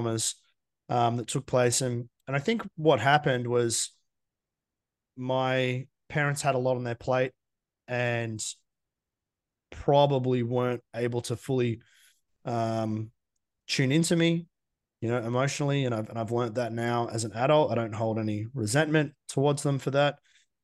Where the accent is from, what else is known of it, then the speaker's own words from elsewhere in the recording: Geelong, Victoria, Australia; I grew up in Geelong, small town in Victoria.